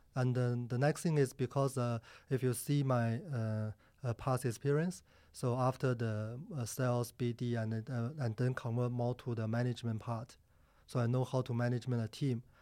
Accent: Harbin, Heilongjiang, China; moved away as an adult; also born or lived in Sydney, Australia; now in Singapore; I born in China

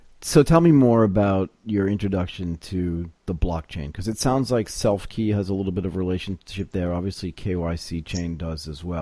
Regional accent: Connecticut, United States; Because I spent some time growing up in Connecticut as well.

